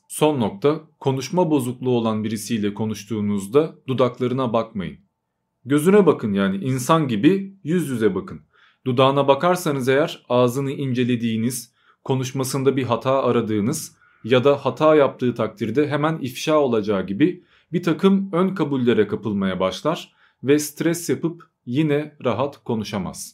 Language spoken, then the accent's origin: Turkish; Turkey; first language Albanian; also born or lived in Albania; ben hem Arnavutça ile hem de Türkçeyle büyüdüm ve 3-4 yaşlarındayken Arnavutluktan Türkiye'ye taşındık